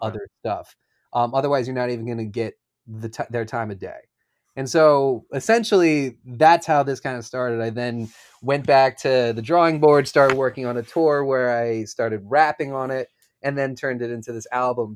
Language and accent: English; Philadelphia, Pennsylvania, United States; I grew up in Philadelphia